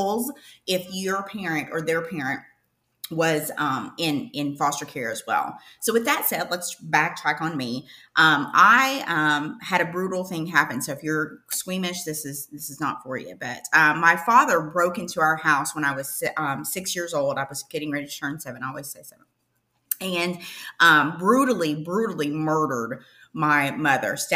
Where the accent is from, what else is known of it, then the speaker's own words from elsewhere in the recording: Eastern Kentucky, United States; I'm originally from Eastern Kentucky. Think of, oh brother, where art there, thou? That's kind of where I'm from, like in the mountains. But I ended up growing up at an orphanage in Eastern Kentucky when I was seven.